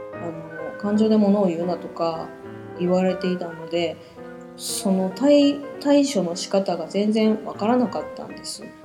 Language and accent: Japanese; Nagoya, Aichi, Japan; accent: Nagoya-ben